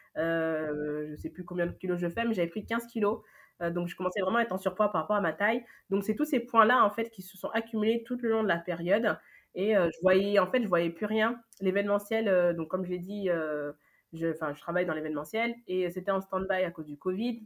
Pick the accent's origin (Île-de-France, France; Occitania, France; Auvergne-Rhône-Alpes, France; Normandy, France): Île-de-France, France; Paris; also born or lived in Lyon / Senegal (ancestry); je suis née à Lyon. après, voilà, je vis depuis, bah, je pense, mes un an jusqu'à aujourd'hui à Paris.